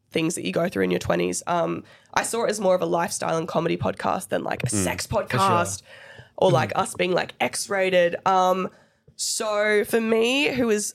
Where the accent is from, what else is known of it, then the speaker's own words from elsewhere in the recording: Perth, Western Australia, Australia; we're from Perth